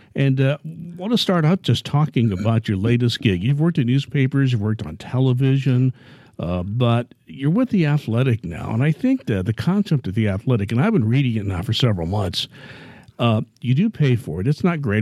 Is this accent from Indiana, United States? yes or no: yes; Indianapolis, Indiana, United States; I grew up in Indianapolis